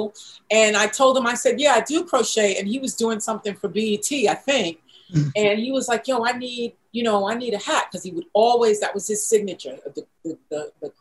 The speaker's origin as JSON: {"language": "English", "town": "New York City", "region": "New York", "country": "United States", "said": "I'm from Brooklyn"}